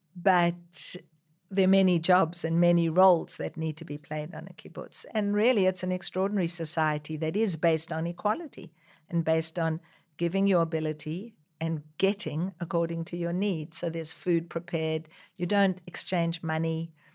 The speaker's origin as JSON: {"language": "English", "country": "South Africa", "tie": "born or raised there", "also_born_or_lived": "Israel", "moved": "yes", "lives_now": "Australia", "said": "growing up in South Africa where people were discriminated against just because of the color of their skin and then coming to Israel"}